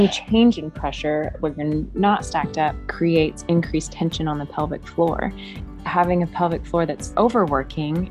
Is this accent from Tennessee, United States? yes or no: yes; Memphis, Tennessee, United States; now in Chattanooga, United States; I grew up in Memphis, which is very urban, and now living in Chattanooga